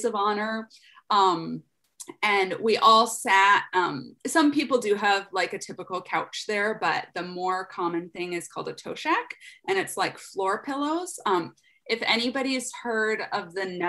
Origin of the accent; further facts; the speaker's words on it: United States; also born or lived in Afghanistan; as an American woman